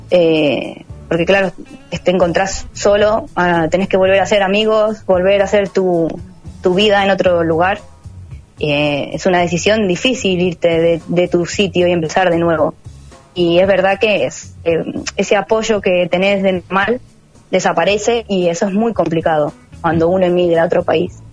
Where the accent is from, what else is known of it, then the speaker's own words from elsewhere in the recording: Argentina; moved away; sé que tengo acento, pero yo no me doy cuenta pero cuando hablo con una persona de acá, enseguida me sacan la ficha que soy de Argentina, ¿eh?